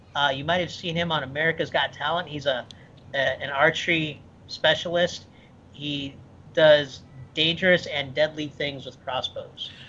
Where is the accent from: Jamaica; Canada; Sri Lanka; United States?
United States; Midwest; moved away as an adult; also born or lived in Michigan / Ohio; now in Florida, United States; I grew up in the Midwest, but um, I've lived in Florida for uh, 16 years, so this is this is home